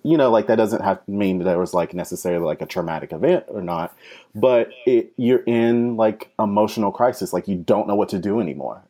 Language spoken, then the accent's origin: English; North Carolina, United States; moved away as an adult; now in New York City, United States; I'm actually originally from North Carolina, and I came up to New York City for grad school.